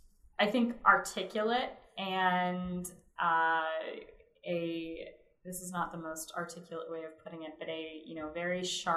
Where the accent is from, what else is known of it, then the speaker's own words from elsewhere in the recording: Pittsburgh, Pennsylvania, United States; I'm from Pittsburgh